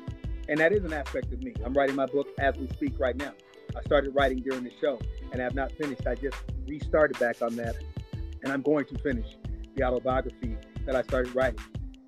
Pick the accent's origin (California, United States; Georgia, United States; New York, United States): Georgia, United States; born there; And I was born outside of Atlanta, Georgia, near Conyers, on a dirt road.